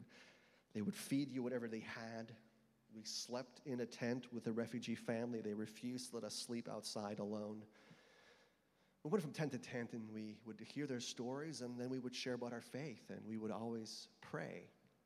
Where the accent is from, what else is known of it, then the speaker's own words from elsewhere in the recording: United States; now in Austria; I'm an American missionary sent by churches from across the United States